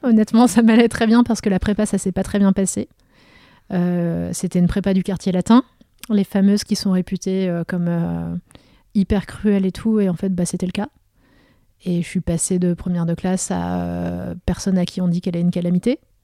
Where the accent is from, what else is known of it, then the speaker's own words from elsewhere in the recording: Vosges, Grand Est, France; moved away; also born or lived in Meurthe-et-Moselle; je suis fille de médecin, de médecin de, de toute petite ville des Vosges mais j'ai quand même ce contexte-là où j'ai grandi